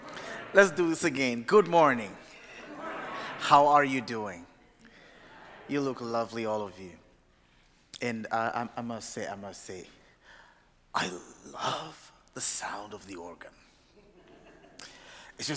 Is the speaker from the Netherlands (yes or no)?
no; Uganda; also born or lived in Massachusetts; now in Providence, United States; I come from originally from Uganda, not Massachusetts. I live in Massachusetts right now.